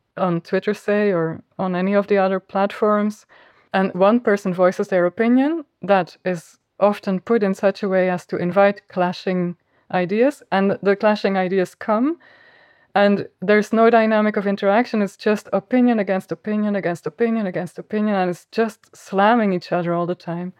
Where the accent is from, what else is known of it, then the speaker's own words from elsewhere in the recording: Flanders, Belgium; accent: Flemish; first language Flemish; English is a second language; my mother tongue is Flemish